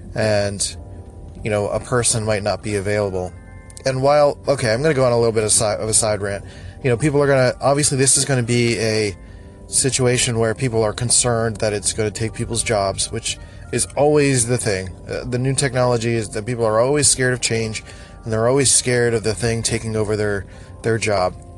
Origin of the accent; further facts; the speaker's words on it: Philadelphia, Pennsylvania, United States; I'm from Philly, so everyone sounds like nasally and annoying, um, including me sometimes.